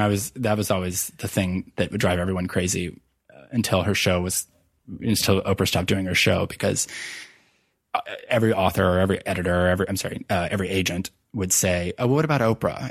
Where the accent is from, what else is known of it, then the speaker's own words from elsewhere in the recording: Virginia, United States; moved away as an adult; also born or lived in New York City; moved back to my home state of Virginia